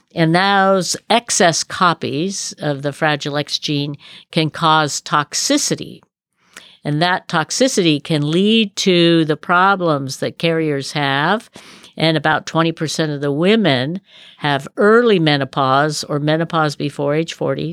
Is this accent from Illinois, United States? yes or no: no; Berkeley, California, United States; also born or lived in Colorado / Davis, California; I was raised in Berkeley